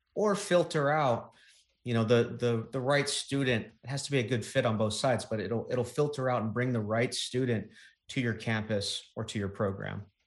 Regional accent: East Coast, United States; growing up on the East Coast

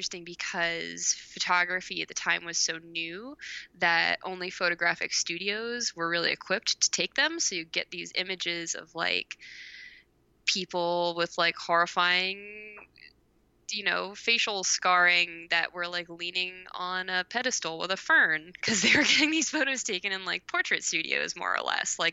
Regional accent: Philadelphia, Pennsylvania, United States; I'm from Philadelphia

